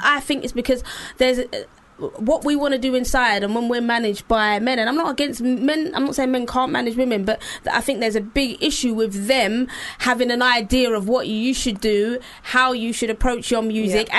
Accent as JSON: {"language": "English", "region": "London", "country": "United Kingdom", "said": "I'm from East London."}